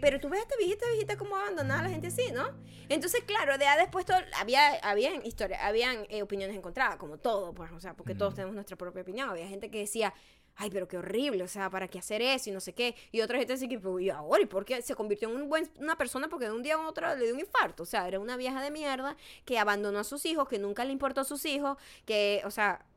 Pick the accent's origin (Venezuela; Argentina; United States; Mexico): Venezuela; Paraguaná, Falcón; born or raised there